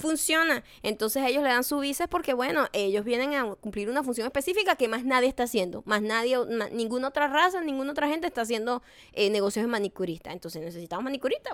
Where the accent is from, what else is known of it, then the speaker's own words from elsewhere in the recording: Punto Fijo, Falcón, Venezuela; now in Los Angeles, United States; yo era de punto fijo